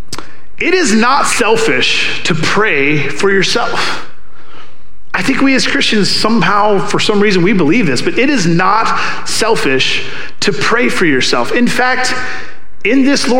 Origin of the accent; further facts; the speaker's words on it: the South, United States; I'm from the South